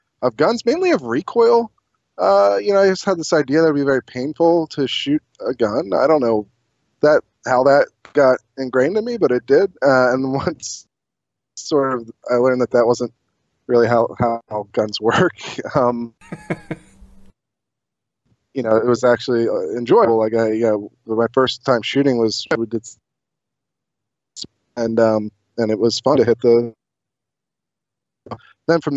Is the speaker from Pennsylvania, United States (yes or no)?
yes; Chester County, Pennsylvania, United States; I grew up in Chester County.